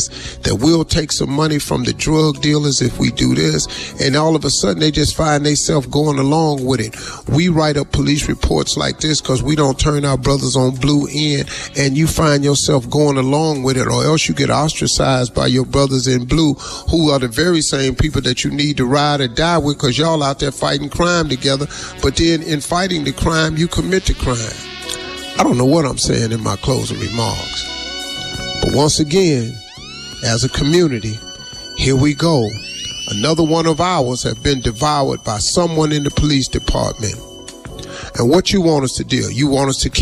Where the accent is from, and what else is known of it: United States